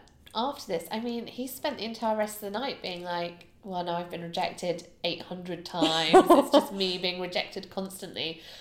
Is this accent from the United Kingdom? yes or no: yes; United Kingdom; as a Brit